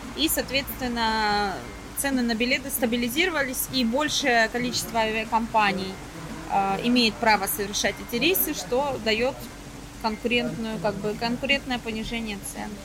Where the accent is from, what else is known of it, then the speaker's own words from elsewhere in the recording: Belgorod Oblast, Russia; now in Cyprus; я из Белгородской области